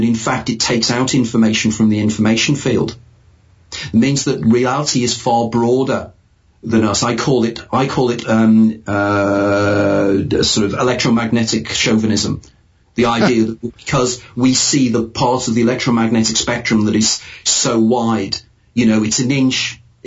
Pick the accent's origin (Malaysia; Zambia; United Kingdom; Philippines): United Kingdom; as a Brit living in an island